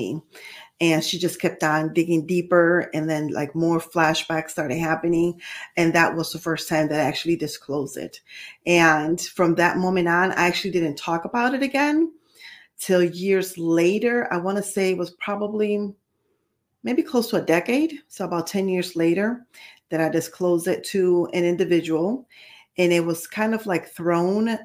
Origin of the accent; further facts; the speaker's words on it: New York City, New York, United States; also born or lived in Puerto Rico; So I was born in New York City, and then we left. We relocated to Puerto Rico, and then years later ended up relocating back to New York.